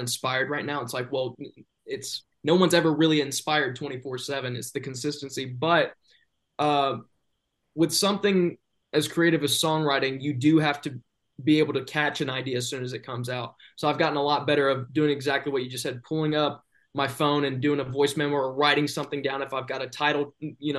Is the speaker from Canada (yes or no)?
no; the South, United States; I am from the South